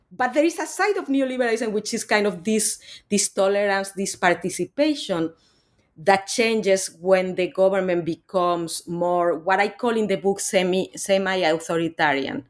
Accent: Spain; moved away; I'm actually originally from Spain. I'm not from Latin America

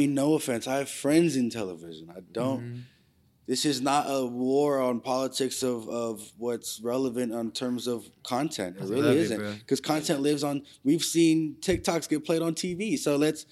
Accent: San Francisco Bay Area, California, United States; also born or lived in Richmond, California / Fremont, California / Union City, California / El Sobrante, California; I'm just Bay Area

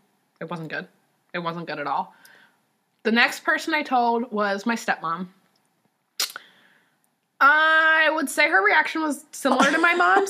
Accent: Ohio, United States; I grew up in Ohio.

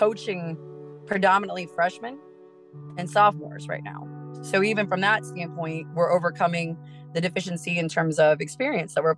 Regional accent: Urbana, Ohio, United States; moved away as an adult; now in Springfield, Illinois, United States; where I'm from, which I'm from Urbana, Ohio, I had a great high school coach

